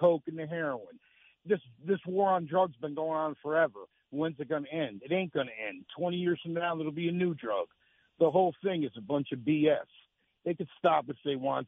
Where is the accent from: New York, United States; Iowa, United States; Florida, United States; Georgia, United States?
New York, United States; Nassau County; moved away; also born or lived in North Myrtle Beach; I'm from Nassau County.